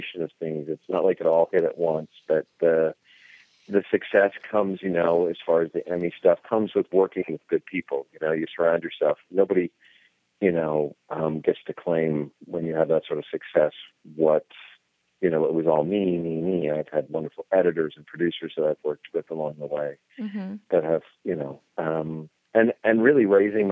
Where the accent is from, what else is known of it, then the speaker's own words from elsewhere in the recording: Iowa, United States; I grew up on corn because I grew up in Iowa